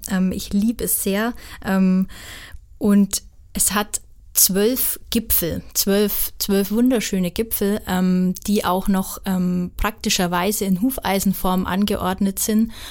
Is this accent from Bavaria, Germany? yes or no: yes; Zell am Fichtelgebirge, Bavaria, Germany; Ich bin in Zell am Fichtelgebirge ähm, geboren und aufgewachsen. Das ist ganz im Süden des Landkreises Hof, ähm, direkt an der Grenze zum Landkreis Wunsiedel